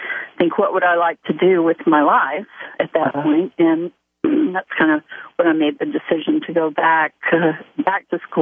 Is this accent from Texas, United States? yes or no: yes; Dallas, Texas, United States; also born or lived in Austin, Texas; now in Westlake Village, United States; I grew up in Dallas, Texas.